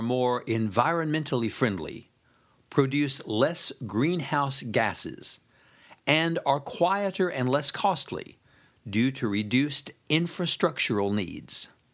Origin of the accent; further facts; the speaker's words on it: United States; now in Japan; As an American expatriate living here in Japan